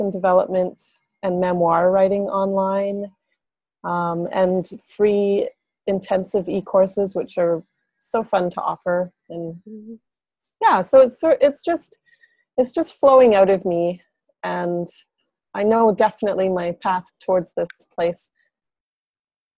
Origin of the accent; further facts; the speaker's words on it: Whitehorse, Yukon, Canada; also born or lived in Montreal; I grew up downtown Whitehorse